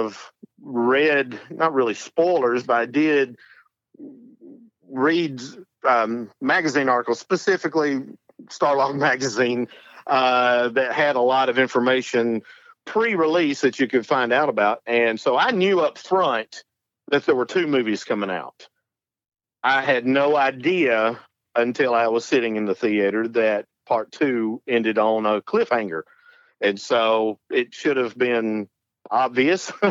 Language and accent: English; North Alabama, United States; I am from North Alabama